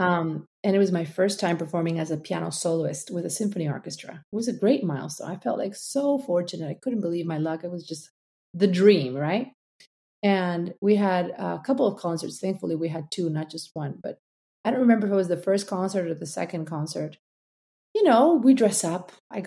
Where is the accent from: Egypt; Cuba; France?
Cuba; now in United States; Charleston is a city where we arrived when we came from Cuba.